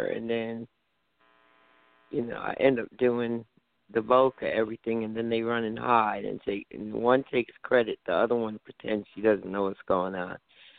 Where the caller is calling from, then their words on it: New Jersey, United States; I'm calling from New Jersey.